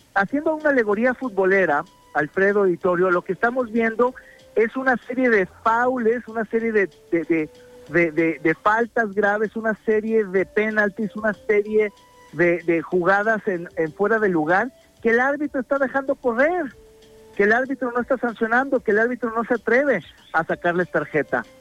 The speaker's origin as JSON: {"language": "Spanish", "country": "Mexico", "said": "como mexicanos"}